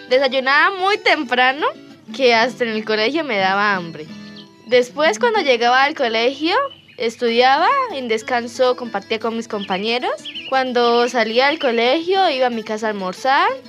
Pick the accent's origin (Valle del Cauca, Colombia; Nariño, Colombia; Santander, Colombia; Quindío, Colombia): Santander, Colombia; Charalá; tengo 12 años. Soy de Charalá. Vivo en el barrio José Antonio Galán.